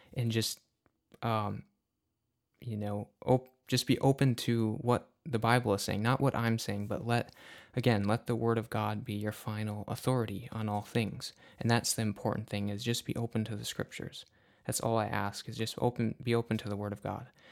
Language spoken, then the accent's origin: English; Upper Peninsula of Michigan, United States; I am from the Upper Peninsula of Michigan.